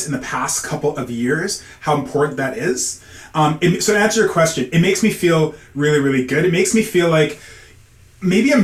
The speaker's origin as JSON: {"language": "English", "town": "Calgary", "region": "Alberta", "country": "Canada", "tie": "born or raised there", "moved": "as an adult", "lives_now": "Ontario, Canada", "said": "having grown up in Calgary."}